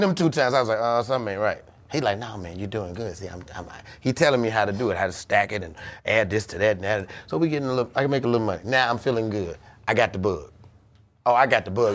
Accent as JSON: {"language": "English", "town": "Chicago", "region": "Illinois", "country": "United States", "said": "I'm from Chicago."}